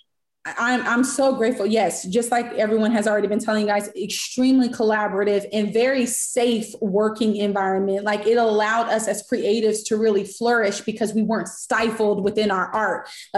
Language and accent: English; Sacramento, California, United States; moved away as an adult; now in Los Angeles, United States; I'm from Sac. So I'm from Sacramento.